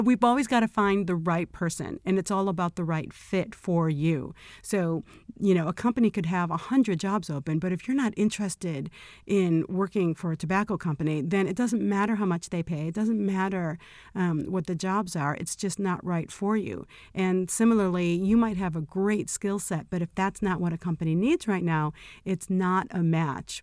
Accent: Chicago, Illinois, United States; moved away as an adult; now in Los Angeles, United States; I always thought I'd be born and raised in Chicago and stay there forever

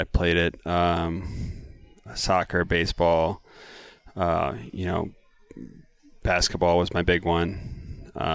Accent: Missouri, United States; I grew up in Missouri.

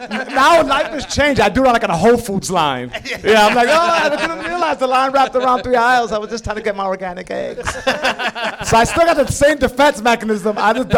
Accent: New York City, New York, United States; Look, well, Lower East Side has changed now. You go out there now, it's similar to Bedford Avenue.

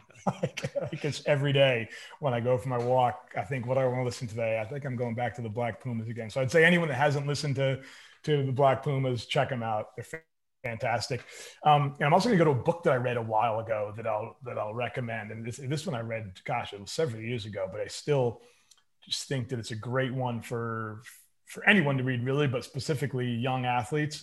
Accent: Bedford, New York, United States; I grew up in Westchester County in Bedford, New York

